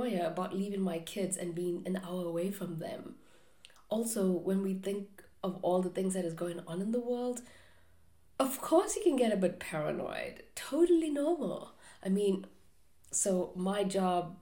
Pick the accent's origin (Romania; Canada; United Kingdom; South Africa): South Africa; moved away; growing up in South Africa, which is not the safest place to live